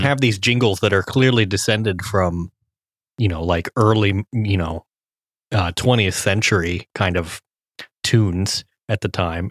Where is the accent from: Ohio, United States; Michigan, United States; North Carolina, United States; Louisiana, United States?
Ohio, United States; Cincinnati; I grew up in Cincinnati